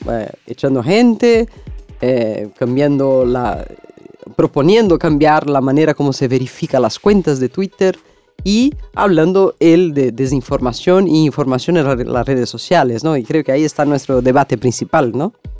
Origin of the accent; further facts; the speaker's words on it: Brazil; Spanish is a second language; mi país, en Brasil